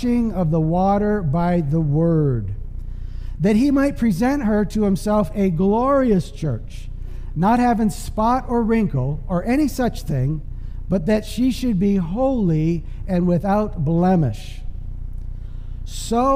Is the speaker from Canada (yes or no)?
yes; Canada; moved away; I'm from Canada